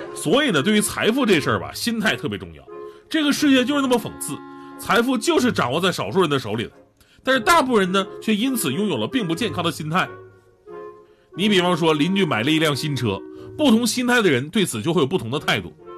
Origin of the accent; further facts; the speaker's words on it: Northeast China, China; 我们东北人呢，真的不是这样的